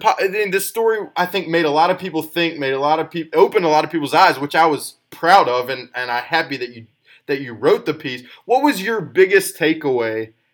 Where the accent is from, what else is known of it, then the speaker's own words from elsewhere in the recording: Mountain Brook, Alabama, United States; Mountain Brook is my hometown. It's a predominantly white suburb in Alabama, and majorly predominant.